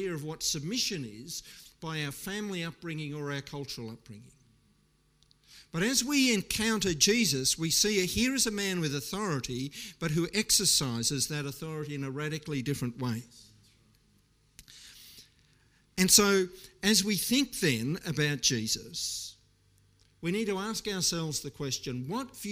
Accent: Australia

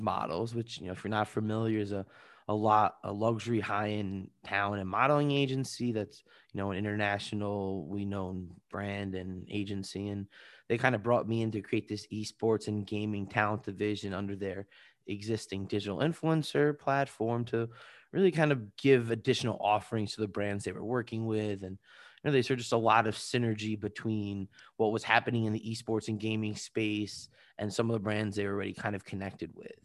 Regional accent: Long Island, New York, United States; also born or lived in Washington, D.C.; I'm originally from Long Island, New York

